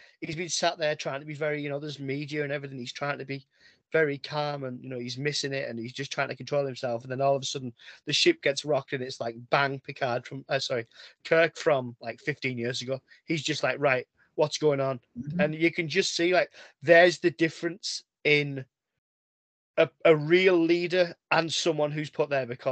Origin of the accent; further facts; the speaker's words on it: England, United Kingdom; I'm English